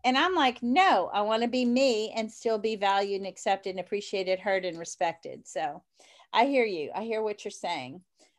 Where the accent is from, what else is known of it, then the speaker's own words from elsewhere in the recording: New Orleans, Louisiana, United States; Well, I'm from New Orleans, so I love my jazz.